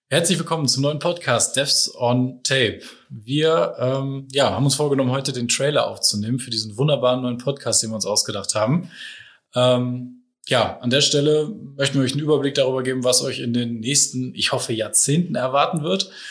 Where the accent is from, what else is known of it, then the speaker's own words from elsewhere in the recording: Ratingen, North Rhine-Westphalia, Germany; moved away as an adult; now in Hamburg, Germany; Ich bin ähm, ursprünglich aus NRW, aus Rating und ähm, bin im März mit meiner Frau meiner Tochter nach Hamburg gezogen